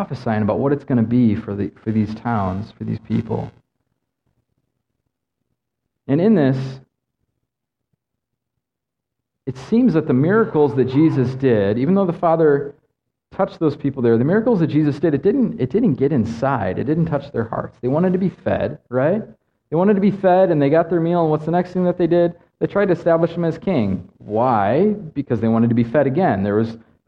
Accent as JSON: {"language": "English", "region": "Midwest", "country": "United States", "also_born_or_lived": "Mongolia", "moved": "yes", "said": "I'm from the Midwest"}